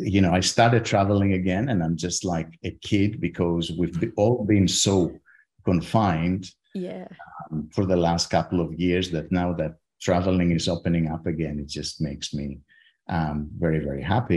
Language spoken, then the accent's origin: English; Athens, Attica, Greece; moved away as an adult; also born or lived in Leeds, United Kingdom / Heidelberg, Germany; now in Stanford, United States; I grew up in Athens